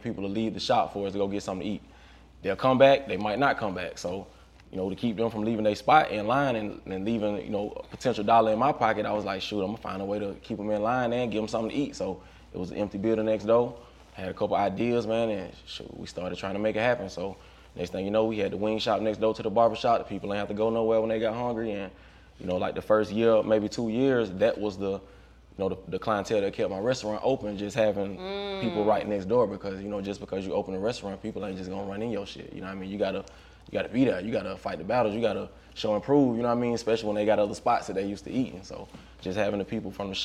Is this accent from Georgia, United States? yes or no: yes; Griffin, Georgia, United States; I'm from Griffin, Georgia, man. Griffin, GA, about 30, 45 minutes south of Atlanta